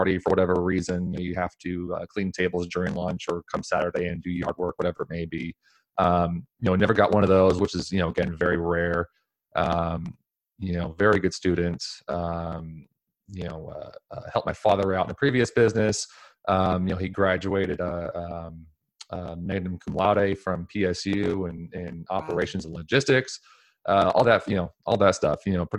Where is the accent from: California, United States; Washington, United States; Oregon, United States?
Oregon, United States; Portland; Thank you for having me on, Tiffany. I was born and raised here in Portland, Oregon my whole life, native Portlander, which is seemingly hard to find these days.